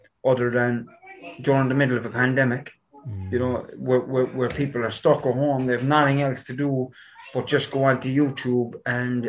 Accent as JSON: {"language": "English", "town": "Cork", "region": "Munster", "country": "Ireland", "tie": "born or raised there", "said": "I grew up in Knocknaheeny, in Cork City."}